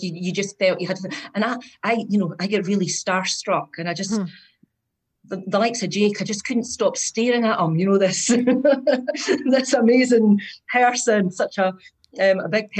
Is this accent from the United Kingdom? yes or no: yes; Scotland, United Kingdom; from Scotland. I'm the Scottish version of Patty, maybe.